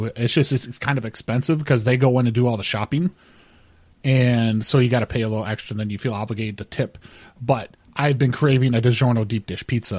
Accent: California, United States; Because I'm from California.

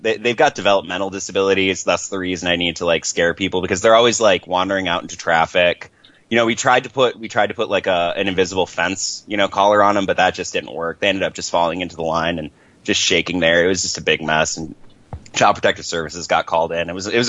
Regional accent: California, United States; See, because I'm from California, like thus my number. And so like I'm always like, you know, I always think everything's a little bit farther away than it is out east here.

